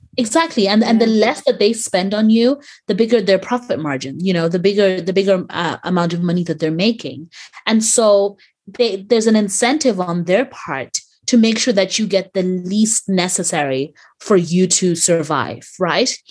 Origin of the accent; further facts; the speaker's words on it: Ireland; growing up in Ireland